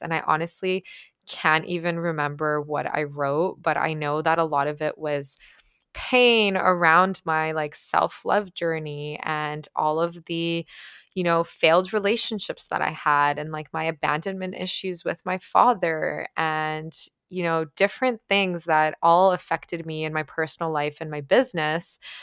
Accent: Ukraine; first language Ukrainian; English is a second language; moved away; also born or lived in Toronto, Canada / Guelph, Canada; I grew up in Ukraine, for those of you guys who don't know. So, my first language was actually Ukrainian

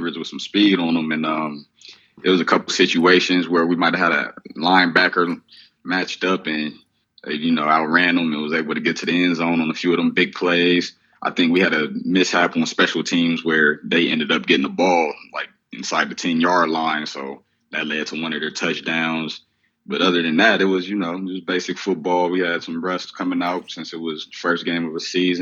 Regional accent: Columbus, Ohio, United States; moved away; I came from Columbus, Ohio

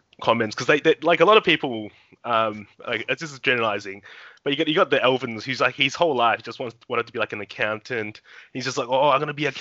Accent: Australia; as a Aussie-born Chinese that's lived here for most of my life

